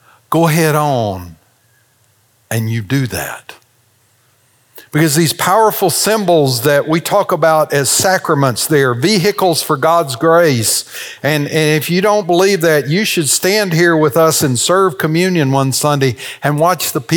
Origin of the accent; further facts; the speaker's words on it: the South, United States; We're from the South